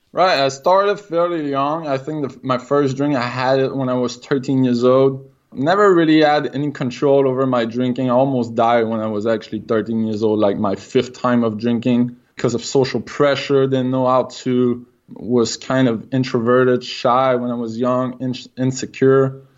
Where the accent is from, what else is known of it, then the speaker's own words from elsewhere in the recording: Quebec City, Quebec, Canada; accent: French Canadian; English is a second language; I'm from Quebec City, so I'm French Canadian. If I got an accent, that's, that's the reason why